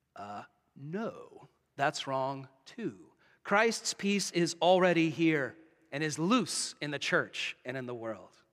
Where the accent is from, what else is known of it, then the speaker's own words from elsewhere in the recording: United States; moved away as an adult; now in Canada; in my home country